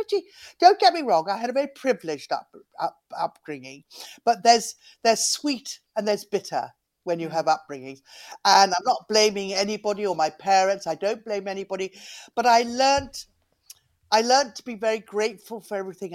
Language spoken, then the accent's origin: English; London, United Kingdom; also born or lived in Cornwall; I was brought up in London and Cornwall, really. And we moved around quite a lot, but mostly London.